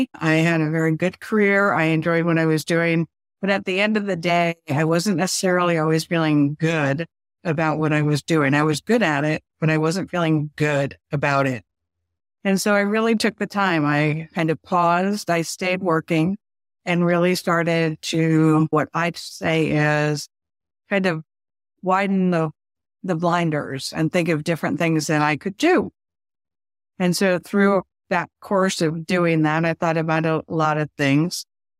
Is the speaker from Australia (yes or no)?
no; New England, United States; now in Virginia, United States; I am a transplant from New England down to Virginia. So now I'm a little further south.